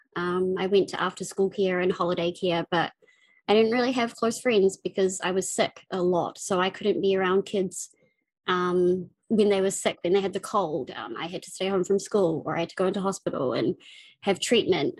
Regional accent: Auckland, New Zealand; I'm from New Zealand. Um, I was born in Auckland, uh, the biggest city. Um, I grew up in West Auckland

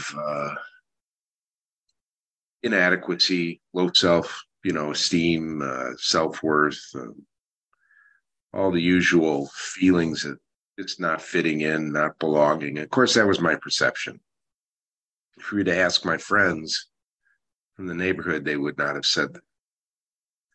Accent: Chicago, Illinois, United States; moved away as an adult; also born or lived in Phoenix, Arizona / Whidbey Island, Washington; I grew up in the Chicago area, Chicago, Illinois, USA

